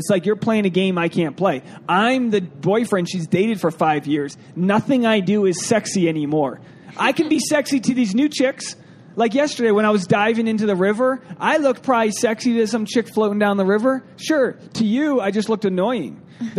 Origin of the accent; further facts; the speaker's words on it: Canada; And I'm Canadian dad bod waiting in the water filming.